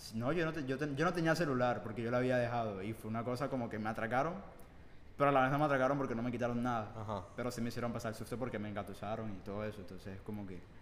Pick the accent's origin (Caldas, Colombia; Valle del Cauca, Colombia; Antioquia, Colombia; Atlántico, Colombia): Atlántico, Colombia; Barranquilla; yo sí soy de Barranquilla